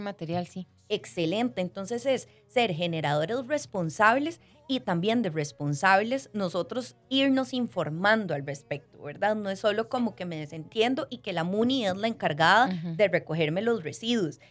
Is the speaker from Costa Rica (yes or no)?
yes; Costa Rica; como ticos también necesitamos